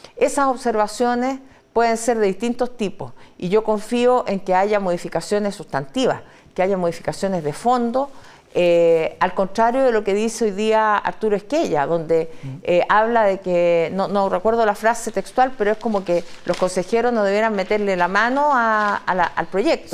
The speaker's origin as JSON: {"language": "Spanish", "country": "Chile", "said": "como chilenos"}